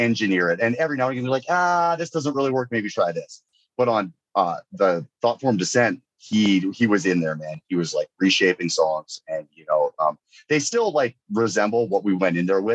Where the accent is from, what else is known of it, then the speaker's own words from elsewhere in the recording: Northern British Columbia, Canada; I grew up in Northern BC